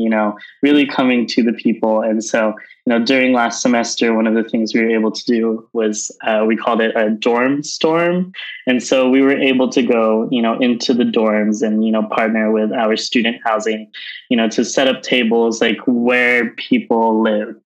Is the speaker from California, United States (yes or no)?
yes; Southern California, United States; moved away as an adult; also born or lived in Bay Area, California; now in San Francisco, United States; I grew up in Southern California and moved up to the Bay Area uh, a few years ago